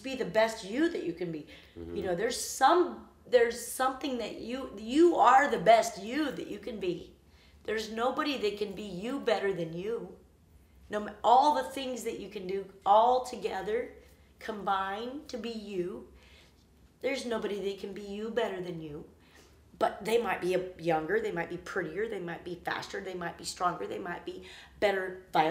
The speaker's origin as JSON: {"language": "English", "region": "Arkansas", "country": "United States", "tie": "born or raised there", "moved": "yes", "said": "I was 11, and I was in the Arkansas. I was from Arkansas"}